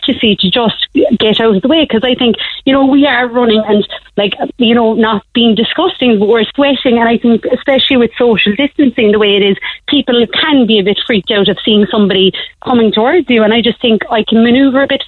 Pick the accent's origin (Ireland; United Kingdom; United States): Ireland; Bandon, Munster; I'm actually from Bendon